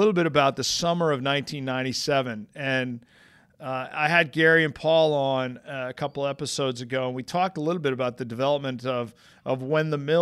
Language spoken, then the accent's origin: English; Canada; moved away as an adult; also born or lived in Washington, D.C. / Virginia / Philadelphia; a Canadian guy that ended up in Philadelphia.